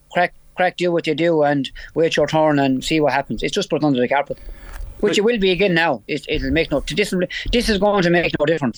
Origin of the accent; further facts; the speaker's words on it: Munster, Ireland; I'm from Tipperary, so I was ruled out of five or six finals in the last 10 years, okay? Because I'm from Tipperary.